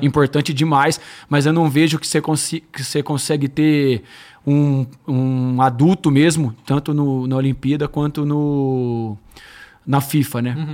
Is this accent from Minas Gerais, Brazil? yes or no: no; Campinas, São Paulo, Brazil; Eu joguei no Guarani, eu sou de Campinas